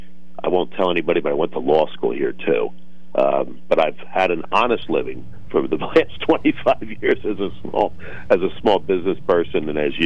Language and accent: English; Cumberland County, Pennsylvania, United States; also born or lived in southern Brazil; I'm from Cumberland County. I grew up in Pennsylvania, but as you may know, I wasn't born here. I was born in a slum in southern Brazil.